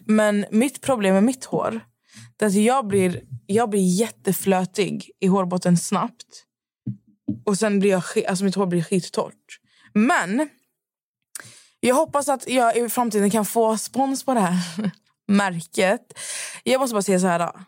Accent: Skövde, Västra Götaland, Sweden; moved away; jag var hemma i Skövde

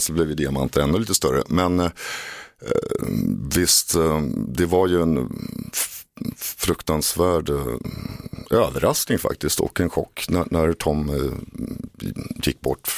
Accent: Åkersberga, Stockholm County, Sweden; när jag var ung pojke i Åkersberga och satt i mitt pojkrum och skrev låtar

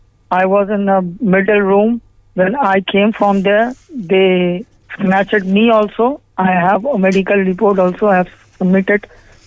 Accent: India; now in Ireland; I came from India because I have a problem in here.

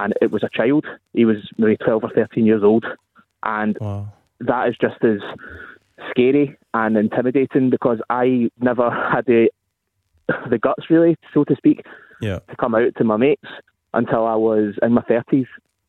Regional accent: Scotland, United Kingdom; I'm a Scottish football fan who's part of the LGBTQ community.

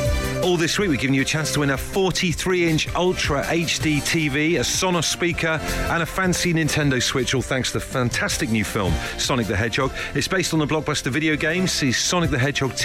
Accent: Brixham, South West England, United Kingdom; I'm from Brixham, Torquay way

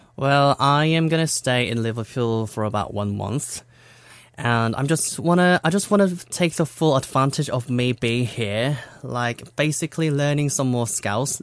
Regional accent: South Korea; English is a second language; I was born in Korea

